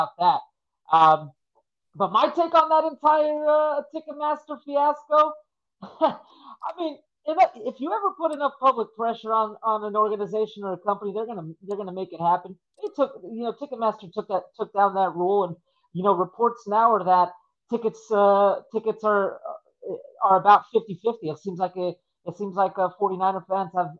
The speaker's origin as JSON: {"language": "English", "region": "California", "country": "United States", "said": "I'm here from California"}